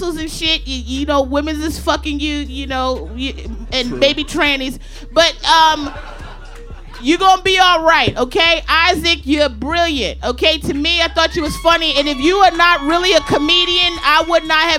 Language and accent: English; Maryland, United States; I'm from the DMV. I'm from Maryland.